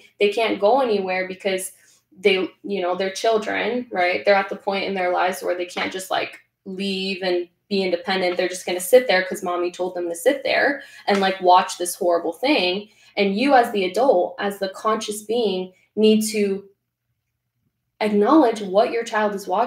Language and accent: English; Venezuela; I'm Latina, born and raised in Venezuela